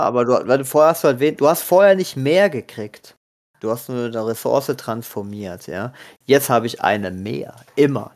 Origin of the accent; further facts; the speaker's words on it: Germany; wir so als Deutsche